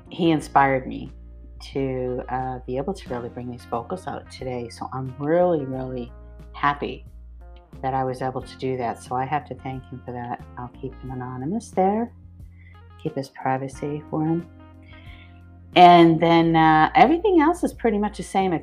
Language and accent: English; Westford, Massachusetts, United States; I grew up in Westford